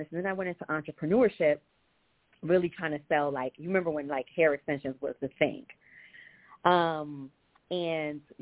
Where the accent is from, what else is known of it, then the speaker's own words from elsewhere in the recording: New York, United States; moved away as an adult; also born or lived in Boston; now in Chicago, United States; I hail from New York, but I moved to Boston about 17 years ago and just relocated to Chicago